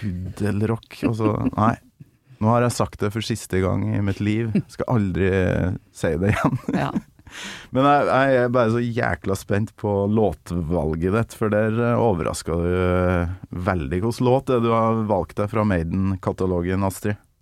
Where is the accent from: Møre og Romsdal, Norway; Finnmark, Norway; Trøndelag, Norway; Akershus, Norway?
Trøndelag, Norway; fra øverst oppe i Nord-Trøndelag, der jeg kommer